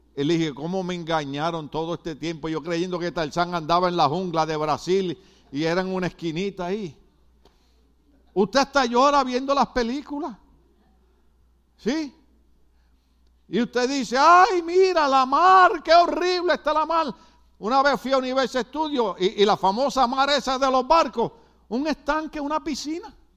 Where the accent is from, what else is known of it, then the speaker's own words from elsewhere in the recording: Puerto Rico; moved away; yo me crié en una época en Puerto Rico que el cine costaba cinco centavos